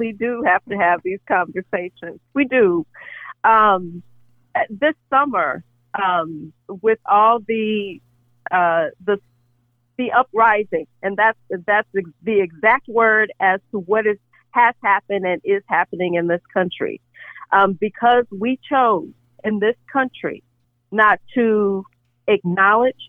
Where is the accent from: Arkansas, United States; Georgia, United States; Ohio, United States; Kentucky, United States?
Arkansas, United States; I was raised in Arkansas